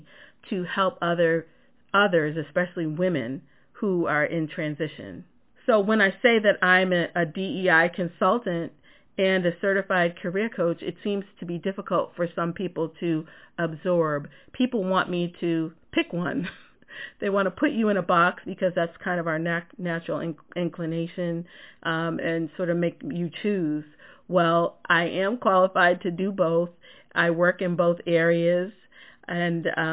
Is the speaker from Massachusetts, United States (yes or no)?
yes; just outside of Boston, Massachusetts, United States; I'm a New Englander, born and raised in Massachusetts, just outside of Boston